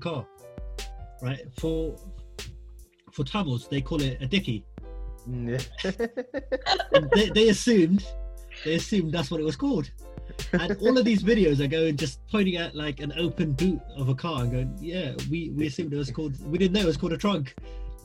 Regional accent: Germany; moved away; I'm from Germany

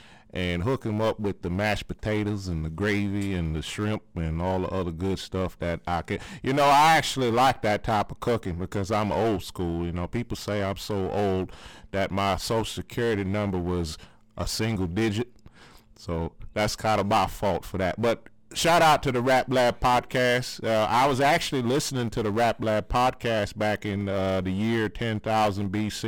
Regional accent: Alabama, United States; because I'm from Ballabatry, Alabama, and I actually got some peoples up in Compton.

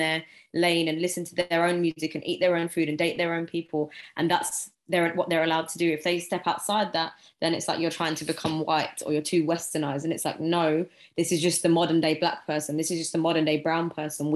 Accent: London, United Kingdom; I'm obviously from Southeast London, grew up in the hood for a certain amount of years

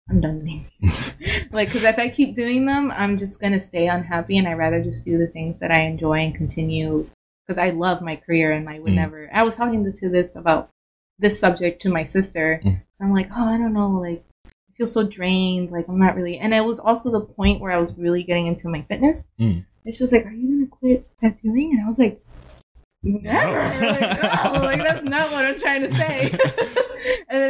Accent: Miami, Florida, United States; moved away; I'm from Miami

